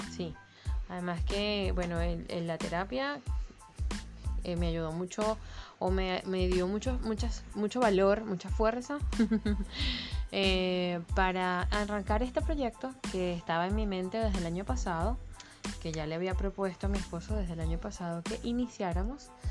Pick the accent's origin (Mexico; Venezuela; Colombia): Venezuela; moved away as an adult; now in Chile; como venezolanos del mundo